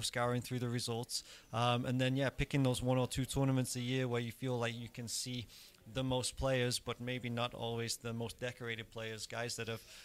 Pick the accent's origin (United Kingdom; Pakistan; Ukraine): United Kingdom; England; moved away; I grew up in England, and you know we have Wimbledon